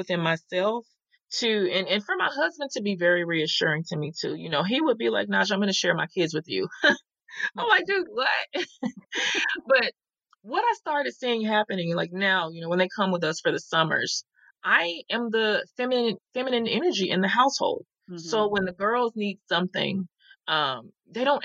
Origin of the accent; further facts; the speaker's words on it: the South, United States; I'm from the South